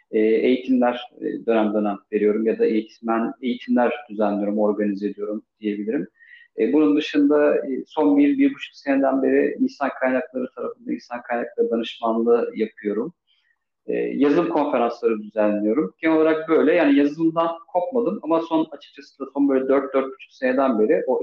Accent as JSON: {"language": "Turkish", "region": "Istanbul", "country": "Turkey", "tie": "born there", "said": "Ee, 1982 İstanbul doğumluyum."}